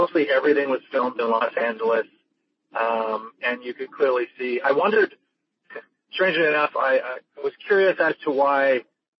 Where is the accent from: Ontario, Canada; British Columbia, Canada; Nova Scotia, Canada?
British Columbia, Canada; Victoria; I was brought up in Victoria, British Columbia, Canada, small town.